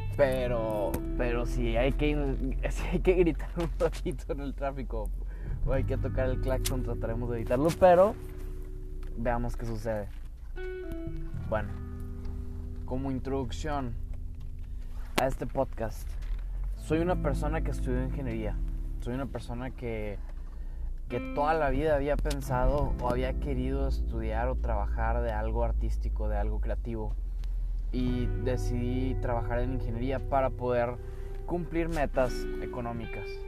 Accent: Mexico; soy mexicano, por eso hablo en español

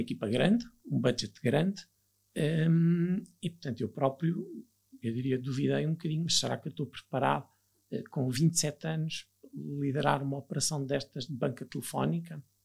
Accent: Viana do Castelo, Portugal; moved away as an adult; also born or lived in Lisbon; eu sou natural de Viana de Castelo, no, estava no 12 ano, sempre vivi com os meus pais, estava em Viana de Castelo

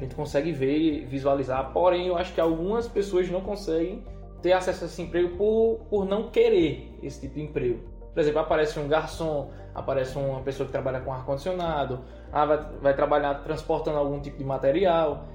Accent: Serra Talhada, Pernambuco, Brazil; also born or lived in São Paulo; sou nasci em São Paulo, mas me criei em Serra Talhada

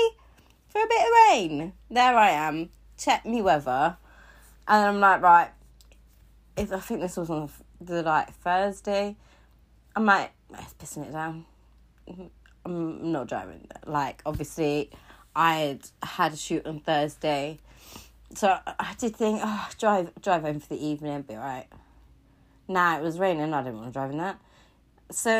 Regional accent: Cornwall, South West England, United Kingdom; I'm from Cornwall

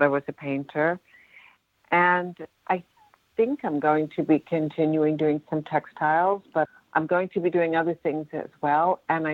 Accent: Westchester County, New York, United States; I was raised in Westchester County, which is a suburb of New York.

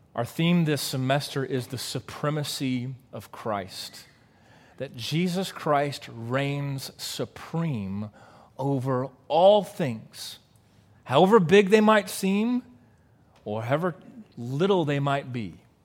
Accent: Waco, Texas, United States; growing up in Central Texas

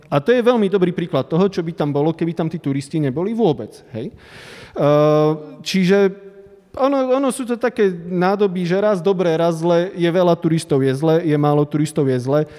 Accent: Prešov Region, Slovakia; now in Bratislava, Slovakia; Trvalé bydlisko mám v Tatrách, áno.

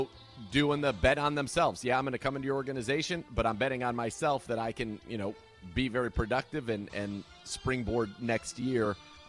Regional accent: California, United States; Because in the Bay Area, I think it didn't have a heavy Irish population as relative to the East Coast or to Chicago, et cetera, where it's obviously much, much, much bigger.

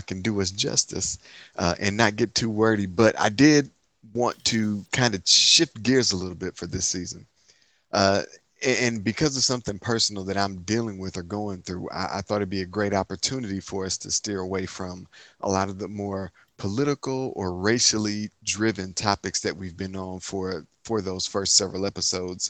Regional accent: Inkster, Michigan, United States; I'm from Inkster, Michigan, city outside of Detroit

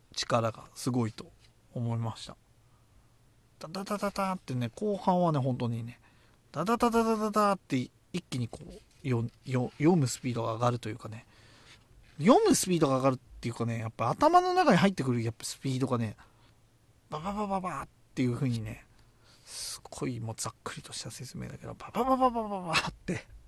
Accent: Tochigi, Japan; うちの地元もやっぱり でっけえゲーセンとかあって栃木なんだけど

